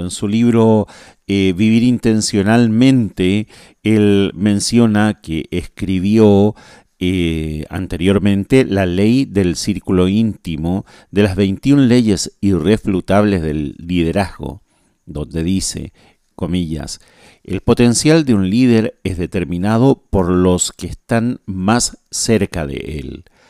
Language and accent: Spanish; Chile; now in Asunción, Paraguay; soy chileno, vivo en, vivo en Paraguay